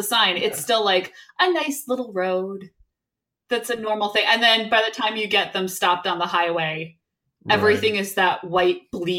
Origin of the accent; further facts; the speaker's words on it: Northeast, United States; growing up in the Northeast